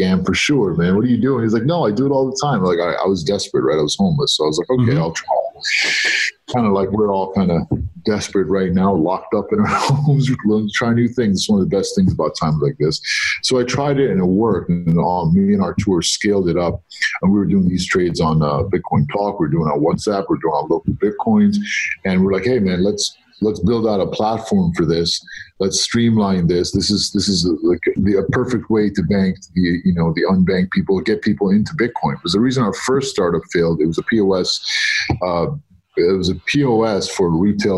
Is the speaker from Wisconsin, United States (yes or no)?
no; New York City, New York, United States; also born or lived in Egypt; I was born in Egypt. I grew up in New York. My parents went to America for a better life when I was 2 years old